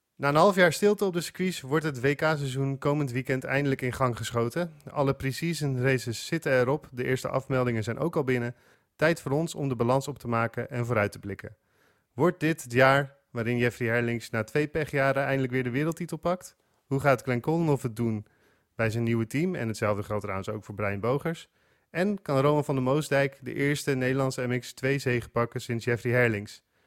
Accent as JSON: {"language": "Dutch", "country": "Netherlands", "said": "als Nederlander"}